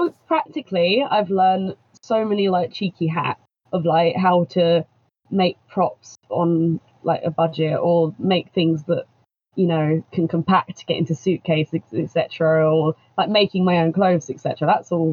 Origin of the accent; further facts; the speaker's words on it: Kent, South East England, United Kingdom; From England in the Kent area